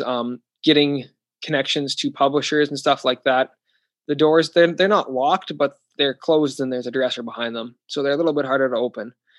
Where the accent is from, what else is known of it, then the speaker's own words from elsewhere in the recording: Canada; also born or lived in Saskatoon; I'm in Florida recording this, and I'm from Canada